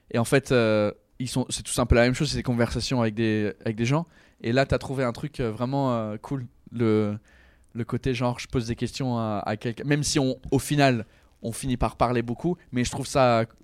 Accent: England, United Kingdom; Je sais que je suis anglais, mais pas à ce point-là.

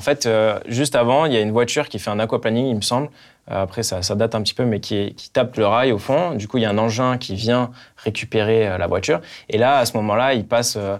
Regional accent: France; on était deux Français, Esteban et moi

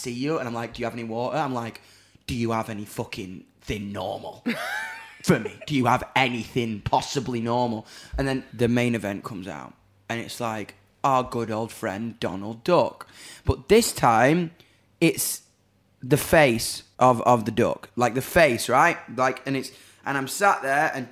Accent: Doncaster, Yorkshire and the Humber, United Kingdom; I'm from Donny

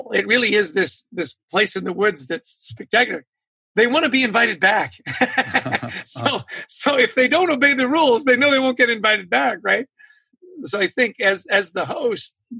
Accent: British Columbia, Canada; moved away; I grew up in British Columbia. So as a kid, I was surrounded by magnificent mountains and the ocean

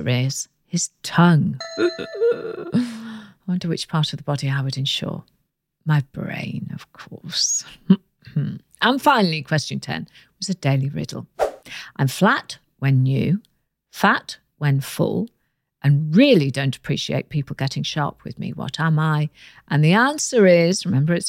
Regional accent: United Kingdom

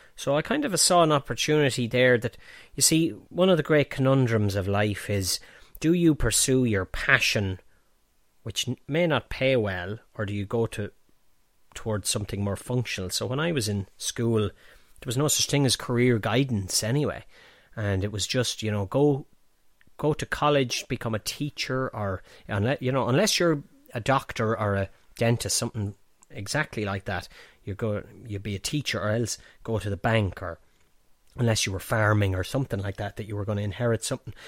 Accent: Banagher, Offaly, Ireland; born or raised there; also born or lived in Ballinasloe / Dublin

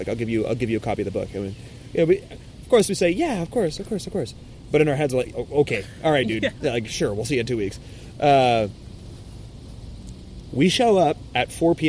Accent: Quebec, Canada; oh, yeah, we're from Quebec, actually. And he goes, oh, you can speak French then? I go, yeah.

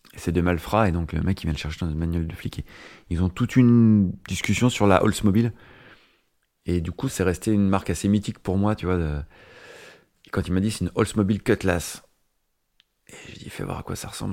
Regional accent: Nevers, Bourgogne-Franche-Comté, France; now in Paris, France; je viens de la campagne, de la Nièvre

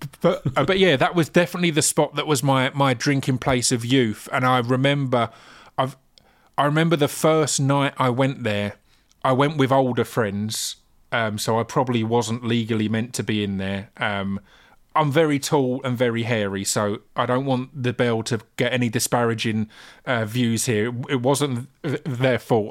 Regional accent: Essex, East of England, United Kingdom; growing up in Essex

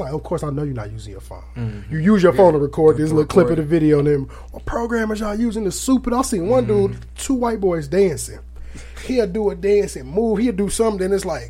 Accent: Aurora, Illinois, United States; moved away; Because I'm from Aurora, Illinois, which is by Chicago.

